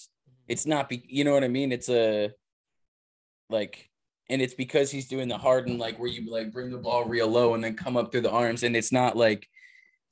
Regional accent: Massachusetts, United States; moved away; I was from Massachusetts

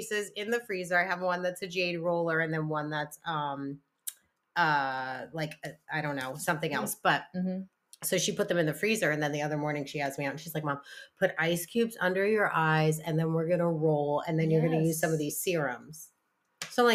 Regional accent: New Jersey, United States; now in Massachusetts, United States; I'm from Jersey, so we say aunt

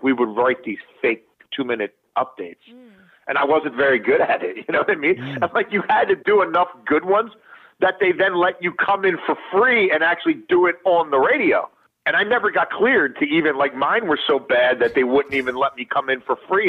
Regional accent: Baltimore, Maryland, United States; I grew up in Baltimore City in a neighborhood called Highlandtown in East Baltimore.

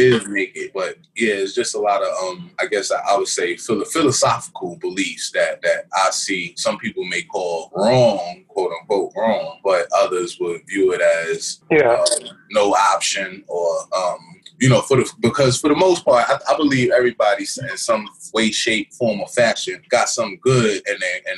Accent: New York City, New York, United States; I was born in Brooklyn

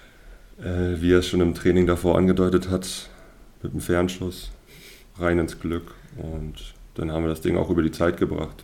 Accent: Horst, Mecklenburg-Vorpommern, Germany; also born or lived in Stralsund; aufgewachsen bin ich größtenteils in Horst. Das ist ein Dorf in der Nähe oder zwischen Grimm, Straßen und Greifswald sozusagen im Dreieck drin

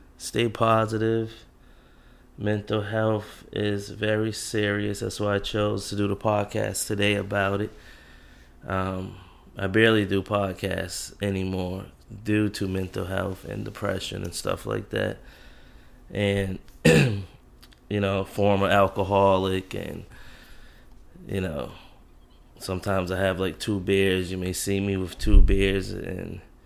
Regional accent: Jamaica; accent: Jamaican; that's my Jamaican kicks in. I don't pronounce anything right

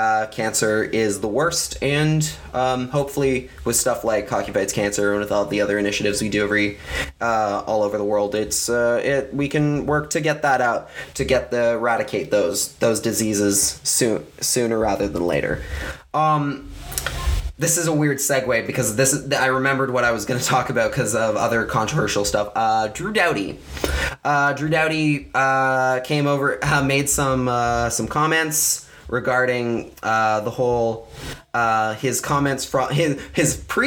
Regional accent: Canada; And that's what because that's what being Canadian is all about.

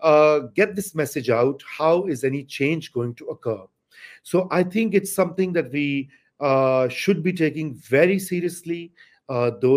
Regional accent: Lahore, Punjab, Pakistan; I come from Lahore

